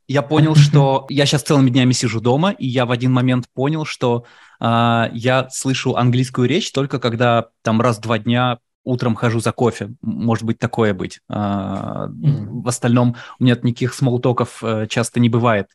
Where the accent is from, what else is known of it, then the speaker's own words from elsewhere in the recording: Moscow, Russia; now in United States; Я говорю, так и так, Москва.